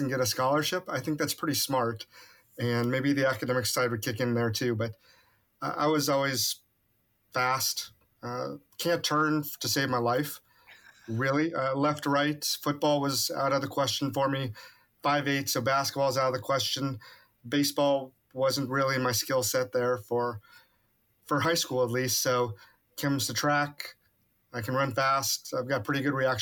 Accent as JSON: {"language": "English", "town": "Kansas City", "region": "Kansas", "country": "United States", "moved": "as an adult", "lives_now": "Corpus Christi, United States", "said": "I'm from Kansas City"}